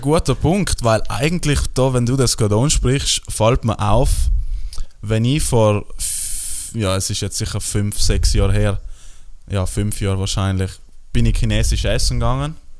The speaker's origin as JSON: {"language": "German", "area": "South Tyrol", "region": "Trentino-Alto Adige", "country": "Italy"}